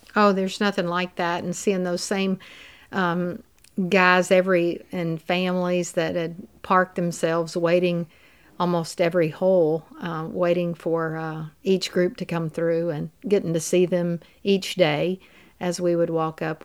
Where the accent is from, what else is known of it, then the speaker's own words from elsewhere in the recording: Mississippi Delta, United States; also born or lived in Louisiana; growing up in the Mississippi Delta and going to LSU where it's so flat, we're in those river valleys where I've lived all my life